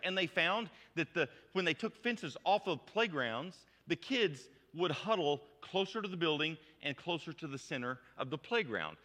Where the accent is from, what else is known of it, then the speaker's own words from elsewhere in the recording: United States; I'm an American adult